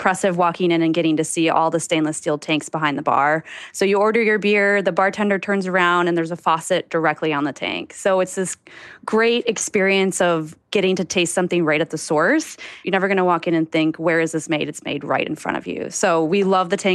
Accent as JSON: {"language": "English", "region": "Minnesota", "country": "United States", "tie": "born or raised there", "moved": "as an adult", "lives_now": "Los Angeles, United States", "said": "I grew up in the countryside of Minnesota."}